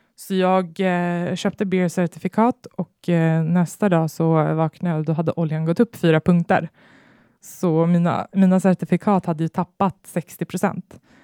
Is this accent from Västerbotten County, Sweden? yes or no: no; Botkyrka, Stockholm County, Sweden; jag växte upp i Stockholmsförorten Fittja